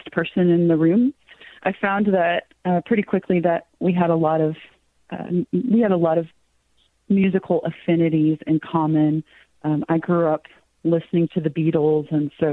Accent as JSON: {"language": "English", "town": "Cave Springs", "region": "Arkansas", "country": "United States", "tie": "born or raised there", "said": "the street that I grew up in Cave Springs"}